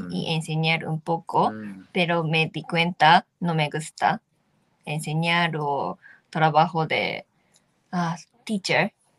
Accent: Nagoya, Aichi, Japan; Spanish is a second language; moved away as an adult; also born or lived in Australia / Vietnam; now in Peru; soy japonesa y nací en Nagoya, de Japón. Nagoya es como dentro de Tokio eh, y Osaka, como parte de centro, y crecí allá y hasta mi universidad

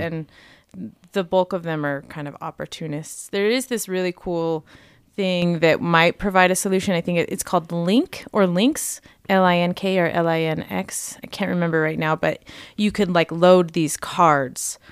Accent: Las Vegas, Nevada, United States; moved away as an adult; I grew up in Las Vegas, and I moved here when I was eighteen to go to school.

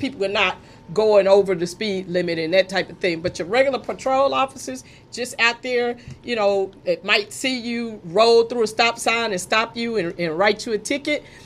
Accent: Fort Worth, Texas, United States; I grew up in Fort Worth, born and raised pretty much, went to high school there

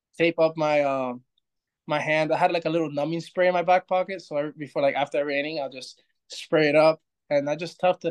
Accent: Florida, United States; we're all from Florida

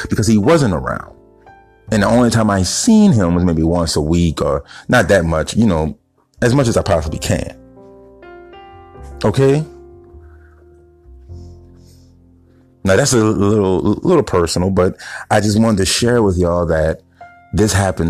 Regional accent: East Baton Rouge, Donaldsonville, Bridge City, Louisiana, United States; I was born in East Baton Rouge. Okay. So then we moved to Donisonville.

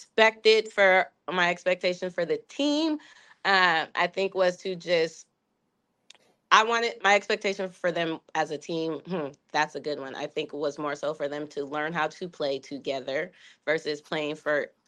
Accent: Seattle, Washington, United States; I'm from Seattle

